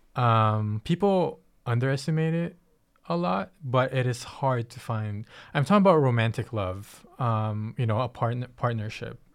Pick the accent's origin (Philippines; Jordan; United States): Philippines; moved away; I come from the Philippines